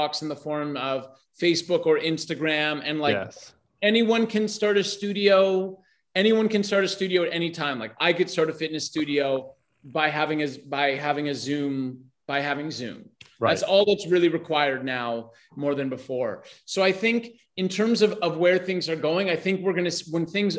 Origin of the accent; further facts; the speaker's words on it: Toronto, Ontario, Canada; also born or lived in Vancouver; now in Brazil; I'm in Brazil, but I was born in Toronto and I lived in Vancouver and I started my business there